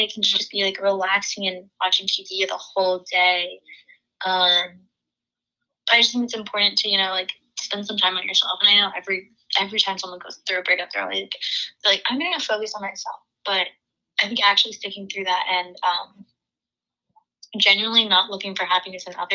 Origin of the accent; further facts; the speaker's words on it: Maryland, United States; moved away as an adult; I'm from Maryland